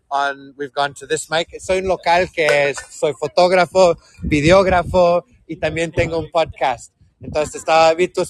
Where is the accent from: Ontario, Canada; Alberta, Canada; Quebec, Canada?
Quebec, Canada; Montreal; now in Whistler, Canada; But I live here in Whistler, and I'm born and raised in Montreal.